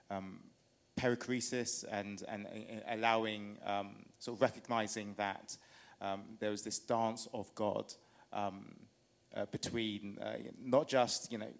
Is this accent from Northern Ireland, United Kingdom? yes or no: no; London, United Kingdom; I was brought up in King's Cross on the housing estate there